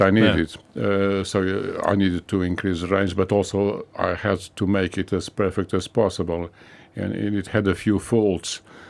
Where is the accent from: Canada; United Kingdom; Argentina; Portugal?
Portugal; Lisbon; born there; English is a second language; moved away; I was born in Lisbon.